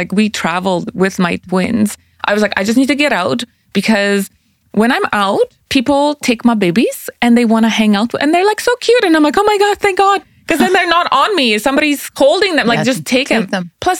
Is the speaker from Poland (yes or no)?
yes; Poland; English is a second language; moved away; also born or lived in Austria; I'm Polish. Yeah, I am. So it's funny because like when I was born in Poland, so I speak the language. Yeah, there you go. See, and then we immigrated. Well, we refugeed to Austria. So I spoke German